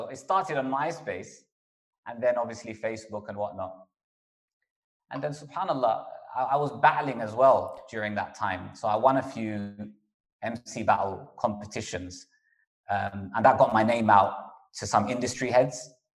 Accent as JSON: {"language": "English", "town": "Kingsbury", "region": "London", "country": "United Kingdom", "tie": "born or raised there", "said": "Because I grew up in Kingsbury, which is northwest London. Wembley, we initially lived in a council estate in Wembley called Chalk Hill Estate"}